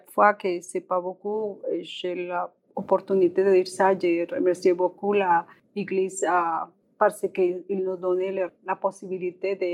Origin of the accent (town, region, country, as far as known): Colombia; French is a second language; moved away as an adult; also born or lived in Montreal, Canada; now in Regina, Canada